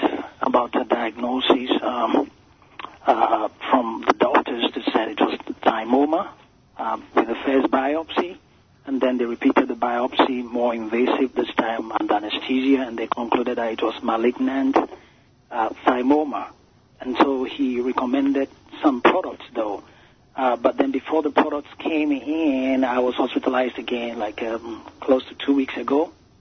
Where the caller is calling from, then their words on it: Maryland, United States; Yeah, I'm calling from Maryland.